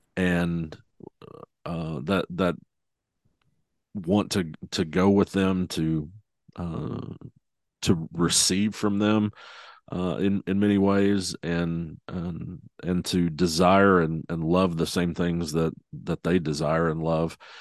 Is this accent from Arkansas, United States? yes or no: yes; Arkansas, United States; now in Tulsa, United States; I'm, I'm from Arkansas originally, so bordering uh, Oklahoma.